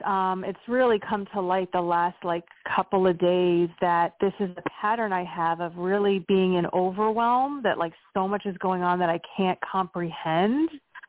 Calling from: Pennsylvania, United States

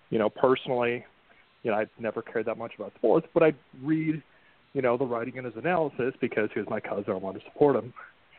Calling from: Connecticut, United States; I'm calling from Connecticut.

